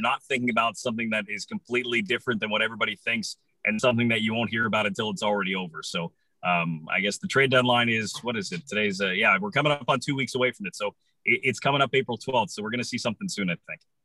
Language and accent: English; Wisconsin, United States; I was born in Wisconsin, so I went up playing hockey at the time I was four years old my whole life through high school